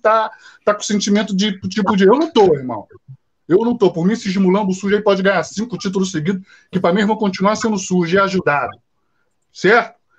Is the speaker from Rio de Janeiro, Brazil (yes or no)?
yes; Rio de Janeiro, Brazil; eu moro muito perto de São Januário, eu sou cria aqui de São Januário